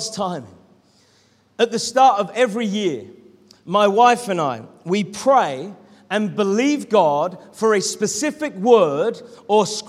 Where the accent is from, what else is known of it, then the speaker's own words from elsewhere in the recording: Norwich, East of England, United Kingdom; moved away as an adult; now in East Sussex, United Kingdom; to move back to my hometown of Norwich, where I could be near to my family